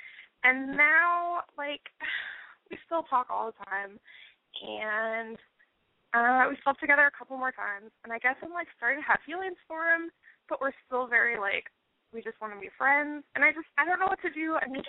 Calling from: North Dakota, United States; I am 21, and I live in North Dakota.

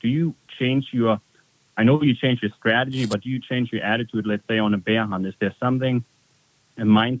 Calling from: North Dakota, United States; I'm calling from North Dakota

